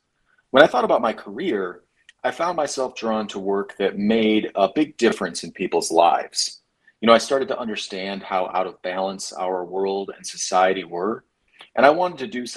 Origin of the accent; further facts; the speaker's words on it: Michigan, United States; I also saw the effects of that power being wielded throughout my home state